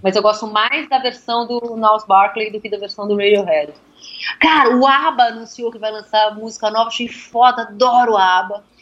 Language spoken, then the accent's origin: Portuguese; São Paulo, Brazil; also born or lived in Ribeirão Pires; eu sou cria da Vila Madalena, né? Eu cresci na Vila Madalena